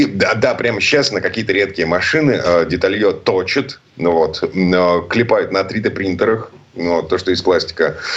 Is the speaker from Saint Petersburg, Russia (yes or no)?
yes; Saint Petersburg, Russia; из Петербурга